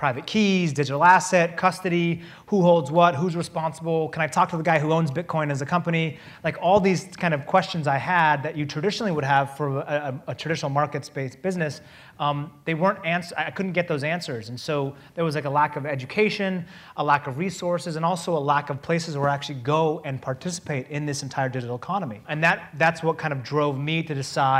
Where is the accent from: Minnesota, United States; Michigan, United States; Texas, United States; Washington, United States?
Washington, United States; Seattle; We're both from Seattle